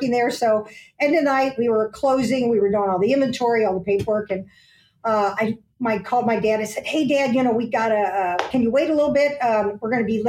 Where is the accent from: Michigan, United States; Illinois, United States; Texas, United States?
Illinois, United States; Aurora; we grew up in Aurora, Illinois